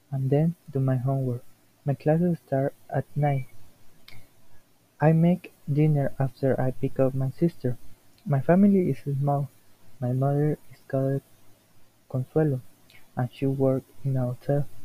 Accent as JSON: {"language": "English", "town": "Coatzacoalcos", "region": "Veracruz", "country": "Mexico", "tie": "born or raised there", "second_language": "English", "moved": "as an adult", "lives_now": "Veracruz, Mexico", "said": "I'm 21 years old. I study at the Universidad Veracruzana. I was born in Coatzacoalcos, Veracruz, but I live in, in Veracruz for my studies."}